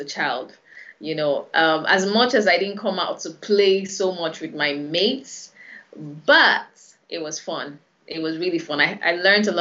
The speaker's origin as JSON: {"language": "English", "region": "Lagos", "country": "Nigeria", "tie": "born or raised there", "said": "I was born in Lagos, born and bred, actually."}